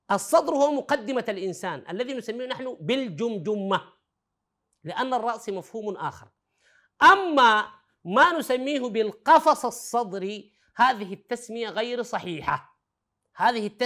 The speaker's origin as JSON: {"language": "Arabic", "country": "Sudan", "said": "نحن في العامية عندنا في السودان بنقول فشفاش وكبر"}